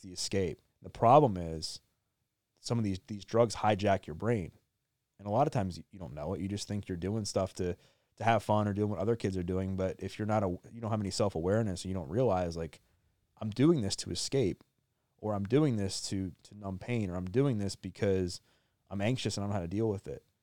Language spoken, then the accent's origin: English; Maryland, United States; I grew up in Maryland, born and raised, still live there now